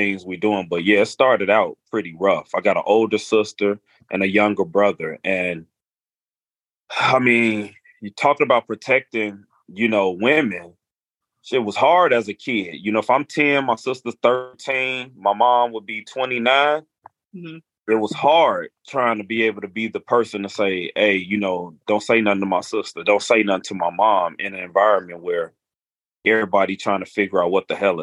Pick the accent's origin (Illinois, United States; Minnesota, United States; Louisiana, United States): Illinois, United States; Chicago; I'm from Chicago